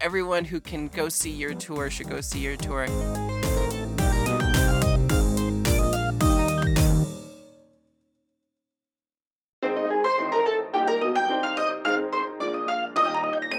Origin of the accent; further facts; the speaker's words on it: Portland, Oregon, United States; moved away as an adult; also born or lived in Brooklyn; I was born and raised in Portland, and now I live here again after like 14 years away